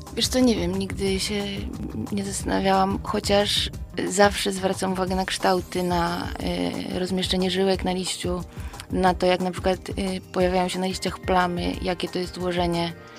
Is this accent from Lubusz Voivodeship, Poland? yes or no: no; Włocławek, Kuyavian-Pomeranian Voivodeship, Poland; now in Tarnów, Poland; pochodzę z Włocławka